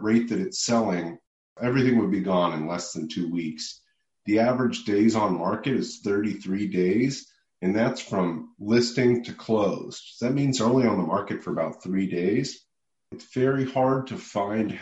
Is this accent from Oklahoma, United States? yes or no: no; Louisville, Kentucky, United States; now in Austin, United States; investing in Louisville, where I'm from. I'm from Louisville, Kentucky